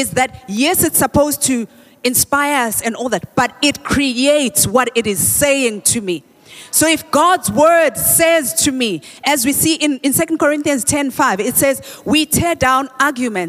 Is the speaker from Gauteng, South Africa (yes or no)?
yes; Soweto, Gauteng, South Africa; we used to say Dablap where I grew up in Soweto